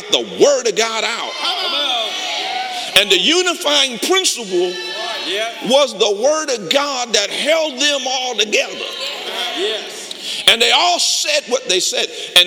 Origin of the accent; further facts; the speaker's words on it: Detroit, Michigan, United States; I'm from Detroit